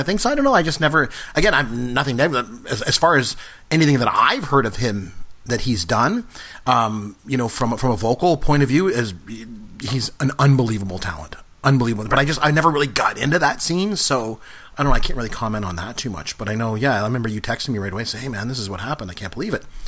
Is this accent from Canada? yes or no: yes; Canada; a Canadian and a proud Canadian